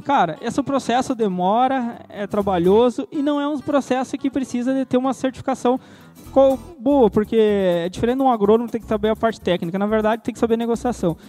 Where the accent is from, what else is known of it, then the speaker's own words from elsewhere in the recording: Santa Maria, Rio Grande do Sul, Brazil; moved away as an adult; also born or lived in Querência, Mato Grosso; now in Sinop, Brazil; eu sou gaúcho, natural de Santa Maria, Rio Grande do Sul, e faz cerca de sete anos que eu moro no Mato Grosso